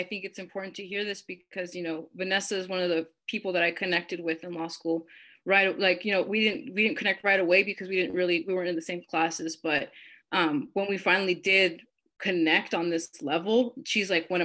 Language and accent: English; Las Cruces, New Mexico, United States; growing up in Las Cruces